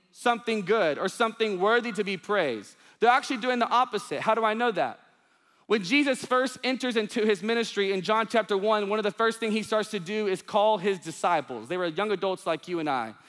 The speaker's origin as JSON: {"language": "English", "town": "Union Grove", "region": "Texas", "country": "United States", "tie": "born or raised there", "lives_now": "Dallas, United States", "said": "my hometown, it says Union Grove, population four hundred sixty-one"}